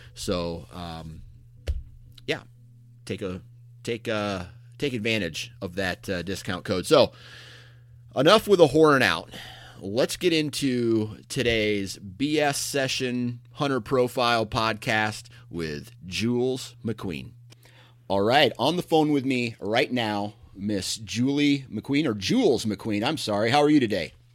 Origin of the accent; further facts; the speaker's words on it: Iowa, United States; coming from Iowa myself, where it's uh-huh. it's relatively flat